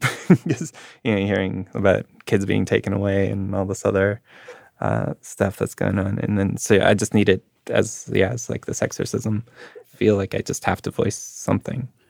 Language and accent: English; Winnipeg, Manitoba, Canada; growing up in Winnipeg